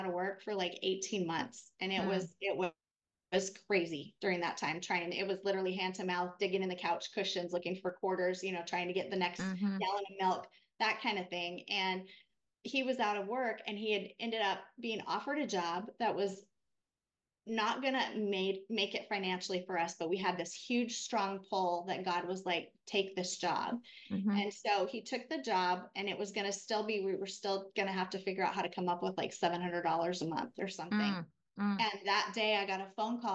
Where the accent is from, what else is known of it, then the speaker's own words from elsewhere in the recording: Montana, United States; now in Texas, United States; Rob and I are actually both from Montana.